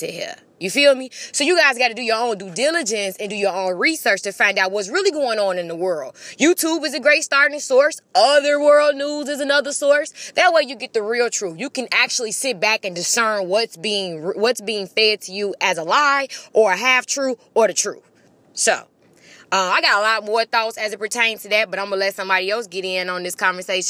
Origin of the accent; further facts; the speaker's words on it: Chicago, Illinois, United States; It's my hometown